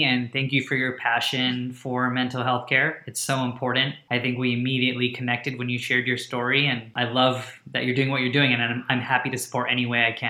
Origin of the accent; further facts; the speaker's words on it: India; first language Hindi; So Ut in Hindi, which is my native language, means to lift up.